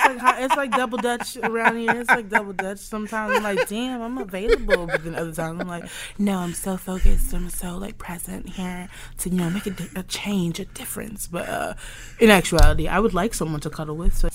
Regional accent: Southern United States, United States; because I grew up in the South

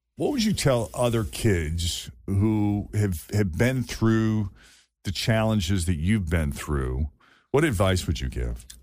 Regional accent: just outside Boston, Massachusetts, United States; my hometown's public high school just outside Boston

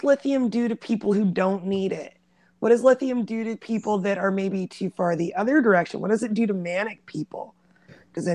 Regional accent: Oregon, United States; growing up in Oregon

